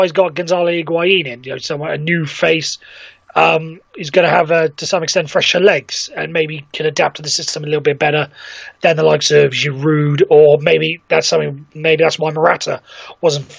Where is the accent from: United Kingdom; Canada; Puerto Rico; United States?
United Kingdom; Wales; I speaking as a Welshman